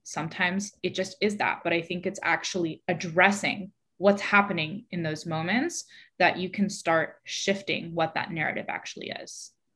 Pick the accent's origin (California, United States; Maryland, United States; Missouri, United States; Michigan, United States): California, United States; San Francisco; moved away as an adult; also born or lived in New York; I was born and raised in San Francisco